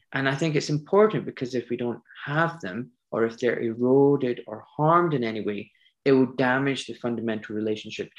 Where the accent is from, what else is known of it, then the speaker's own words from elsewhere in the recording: Scotland, United Kingdom; moved away as an adult; also born or lived in Pakistan (parents); now in London, United Kingdom; I was born in Scotland